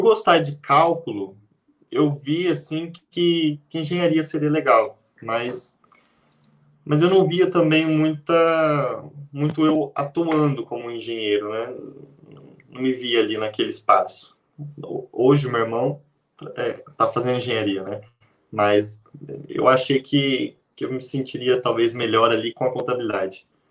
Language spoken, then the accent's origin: Portuguese; interior of São Paulo, Brazil; moved away as an adult; now in Londrina, Brazil; eu sou do interior de São Paulo